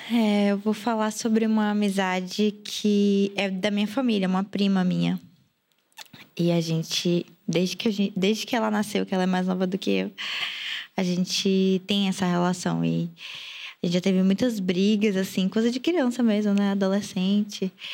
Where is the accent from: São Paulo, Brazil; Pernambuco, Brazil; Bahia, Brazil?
Bahia, Brazil; Salvador; moved away as an adult; eu saí de Salvador tem um ano e oito meses, nove meses